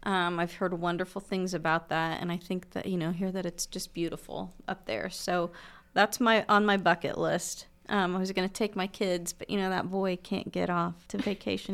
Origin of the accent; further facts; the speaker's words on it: Muncie, Indiana, United States; I am a Munsonian. I, um, grew up in Muncie, uh, went to school in Indianapolis for my high school years, well, actually middle school years, and my dad was transferred back to Muncie.